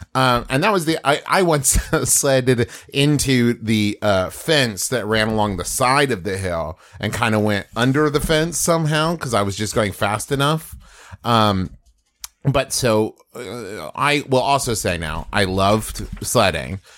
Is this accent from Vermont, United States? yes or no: no; West Virginia, United States; moved away as an adult; also born or lived in Oklahoma; I grew up in West Virginia